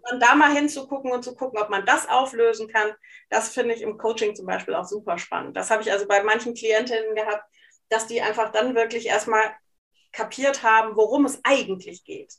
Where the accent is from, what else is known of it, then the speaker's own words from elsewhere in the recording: Hesse, then East Frisia, Lower Saxony, Germany; moved away as an adult; now in Cologne, Germany; ich bin in Hessen erst aufgewachsen, bevor ich nach Ostfriesland gezogen bin mit meinen Eltern